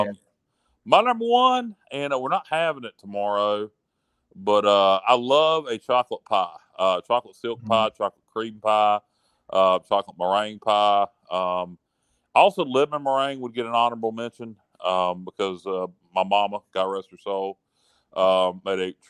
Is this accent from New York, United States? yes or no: no; Northeastern North Carolina, United States; We're from Northeastern North Carolina